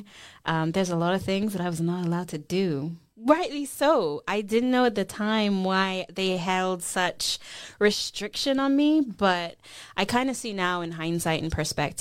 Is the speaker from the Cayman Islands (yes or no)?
yes; Cayman Islands; now in Scotland, United Kingdom; I am from the Cayman Islands